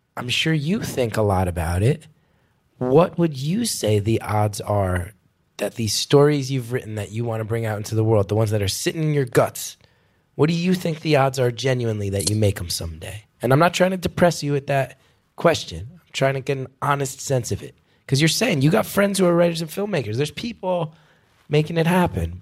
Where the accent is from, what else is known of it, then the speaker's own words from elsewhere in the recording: New York, United States; as a New Yorker